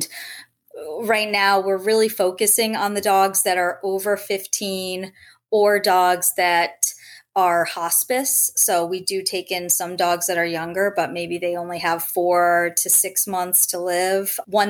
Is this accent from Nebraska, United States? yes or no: no; Rhode Island, United States; moved away as an adult; also born or lived in Los Angeles; I grew up in Rhode Island, had dogs growing up, ended up as an adult moving out to Los Angeles